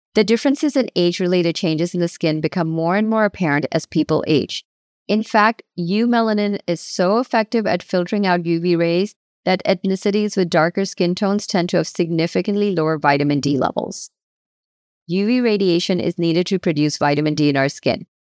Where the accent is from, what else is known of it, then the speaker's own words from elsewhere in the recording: United States; I moved to the United States as a teenager in the early nineteen nineties